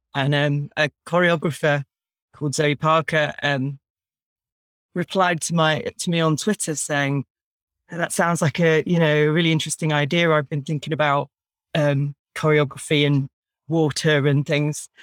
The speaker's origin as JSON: {"language": "English", "town": "Brighton", "region": "South East England", "country": "United Kingdom", "tie": "born or raised there", "said": "I was brought up in Brighton"}